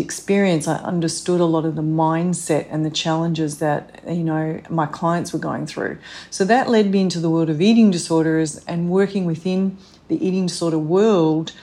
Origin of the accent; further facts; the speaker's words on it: Australia; moved away as an adult; now in New York City, United States; I'm originally from Australia